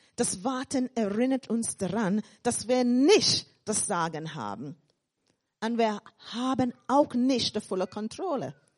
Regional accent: England, United Kingdom; accent: English; German is a second language; also born or lived in Caribbean; now in Germany; Ich bin dann in England aufgewachsen und ich sage, in Deutschland weitergereift.

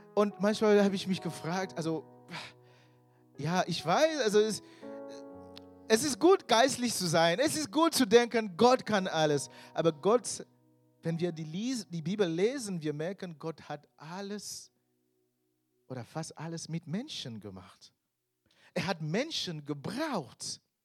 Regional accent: Cameroon; German is a second language; moved away as an adult; now in Germany; ich bin eigentlich äh, aus Kamerun, vielleicht wissen welche nicht, ich bin da geboren. Ich bin nach Deutschland ähm, vor ca. 15 Jahren gekommen und ich war fast 30 Jahre alt.

